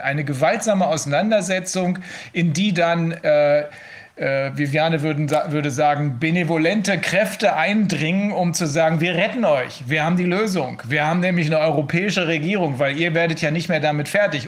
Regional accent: Germany; bei uns in Deutschland

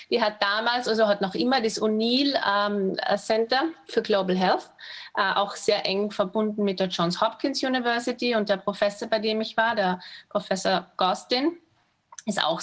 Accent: Austria; Also, mein, also ich komme aus Österreich

